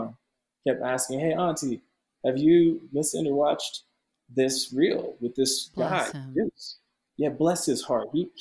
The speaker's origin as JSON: {"language": "English", "town": "Ottawa", "region": "Ontario", "country": "Canada", "tie": "born or raised there", "moved": "yes", "said": "my hometown in Canada, Ottawa"}